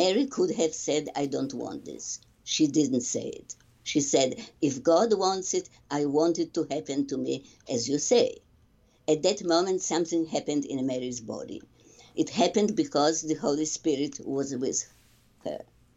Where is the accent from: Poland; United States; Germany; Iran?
Poland; first language Polish; English is a second language; Polish is my native language